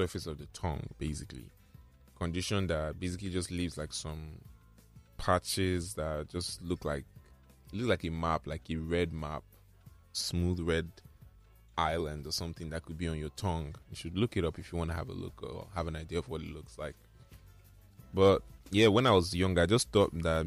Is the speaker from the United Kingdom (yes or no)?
no; Nigeria; especially we Nigerians. I can't really speak for the world because I'm Nigerian. I've experienced it here.